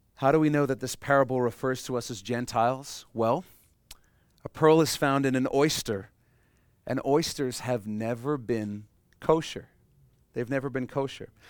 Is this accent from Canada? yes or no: yes; Canada; we're Canadian